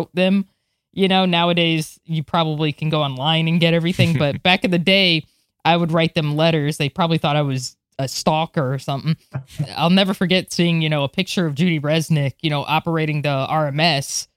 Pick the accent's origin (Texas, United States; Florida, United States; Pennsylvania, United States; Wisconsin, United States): Florida, United States; growing up in Florida